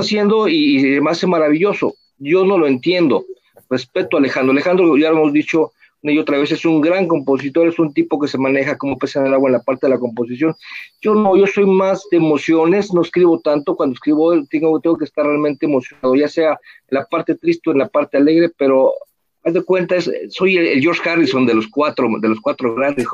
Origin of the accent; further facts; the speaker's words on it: Mexico; first language Spanish; como buen mexicano, este, me, encanta mi idioma